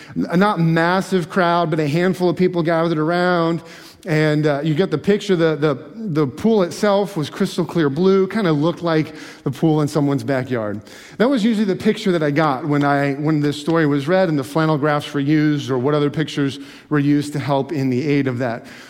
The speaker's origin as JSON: {"language": "English", "region": "Alaska", "country": "United States", "tie": "born or raised there", "also_born_or_lived": "Michigan", "moved": "yes", "lives_now": "Pennsylvania, United States", "said": "growing up in Alaska"}